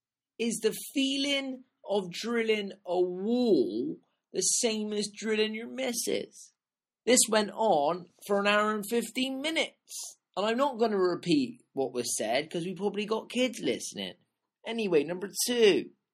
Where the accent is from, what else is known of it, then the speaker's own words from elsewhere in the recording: Bristol, South West England, United Kingdom; I was born in Southmead, and I lived there for 10 years of my life.